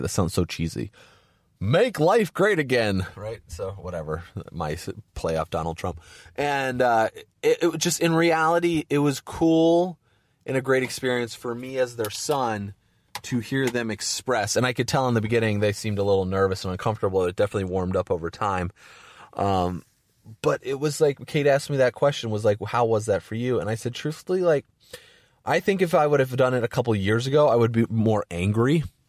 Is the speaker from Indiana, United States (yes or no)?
yes; Valparaiso, Indiana, United States; Valparaiso, Indiana, where I grew up, my hometown